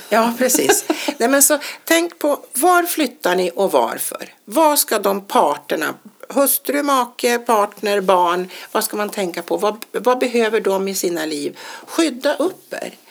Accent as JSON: {"language": "Swedish", "country": "Sweden"}